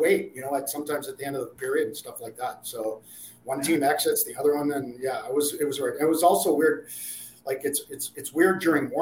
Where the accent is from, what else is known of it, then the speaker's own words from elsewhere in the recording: Ottawa, Ontario, Canada; grew up in Ottawa.